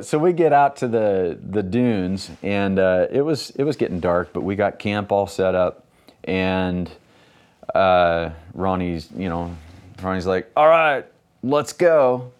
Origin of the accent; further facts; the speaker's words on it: Ontario, Oregon, United States; also born or lived in Idaho; I grew up in Ontario, Oregon, which is about thirty miles from where we are right now